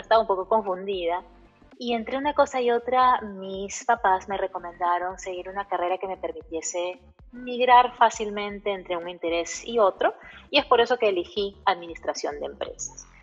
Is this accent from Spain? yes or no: no; Peru; also born or lived in Caracas; now in United States; en Perú, que es mi país de origen